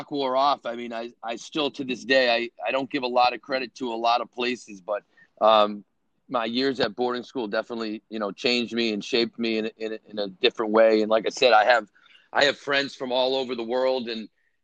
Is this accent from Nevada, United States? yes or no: no; Boston, Massachusetts, United States; also born or lived in Connecticut; I grew up mainly in Boston